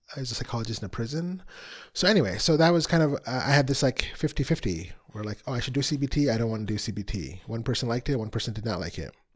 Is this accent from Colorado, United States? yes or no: no; Chicago, Illinois, United States; I'm from the Chicago area